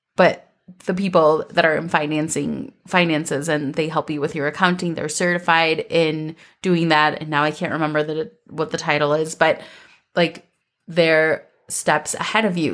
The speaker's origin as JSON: {"language": "English", "region": "Minnesota", "country": "United States", "tie": "born or raised there", "said": "growing up in Minnesota"}